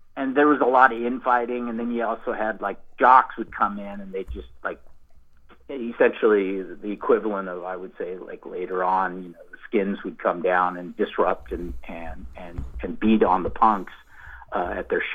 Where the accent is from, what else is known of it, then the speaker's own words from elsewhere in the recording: Bay Area, California, United States; When I was growing up in the Bay Area